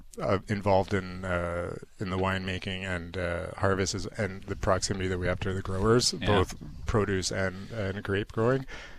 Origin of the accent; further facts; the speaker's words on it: Edmonton, Alberta, Canada; From Edmonton.